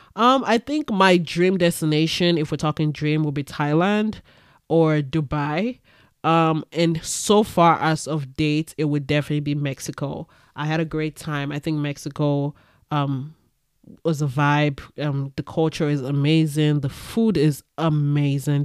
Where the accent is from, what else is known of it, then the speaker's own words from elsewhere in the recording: Ibadan, Oyo, Nigeria; moved away; also born or lived in Lagos, Nigeria; I grew up in Nigeria. I grew up in Ibadan, Nigeria.